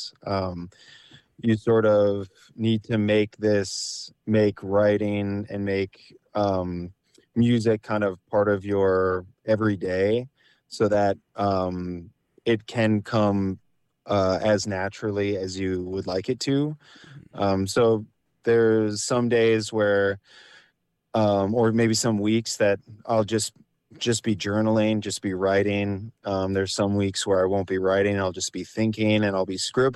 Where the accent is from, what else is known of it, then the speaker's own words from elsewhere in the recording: La Crosse, Wisconsin, United States; now in Minneapolis, United States; I'm from the Driftless area, I'm from La Crosse, Wisconsin.